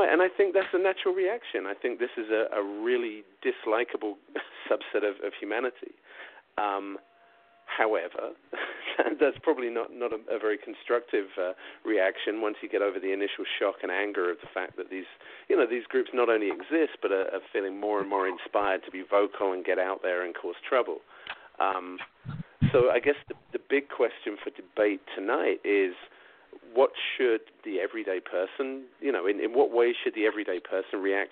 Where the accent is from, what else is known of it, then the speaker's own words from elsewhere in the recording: South East England, United Kingdom; moved away; growing up in England, especially where I lived in Southeast England